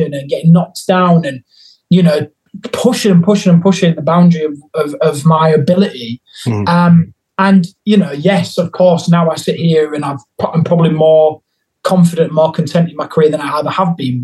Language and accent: English; Hull, Yorkshire and the Humber, United Kingdom; moved away; in Hull in my hometown